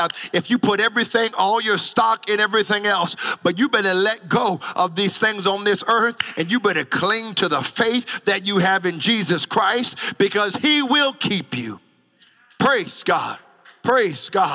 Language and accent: English; United States; moved away; I'm from the States